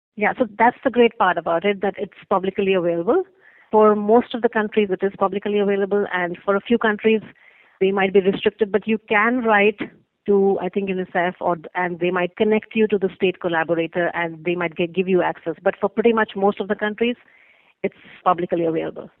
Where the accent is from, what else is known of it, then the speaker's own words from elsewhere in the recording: India; moved away; I am originally from India